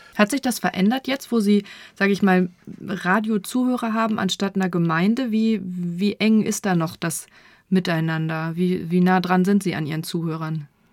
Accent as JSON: {"language": "German", "town": "Nienburg", "region": "Lower Saxony", "country": "Germany", "tie": "born or raised there", "also_born_or_lived": "Göttingen", "said": "gebürtig komme ich tatsächlich aus Nienburg"}